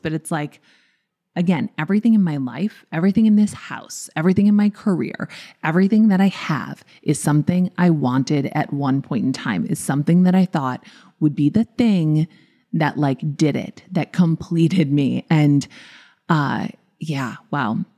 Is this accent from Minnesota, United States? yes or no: yes; Minnesota, United States; I'm from Minnesota.